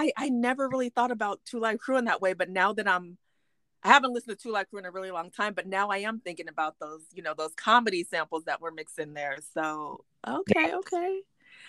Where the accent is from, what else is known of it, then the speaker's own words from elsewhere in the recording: Bay Area, California, United States; Yeah, and I'm originally from the Bay Area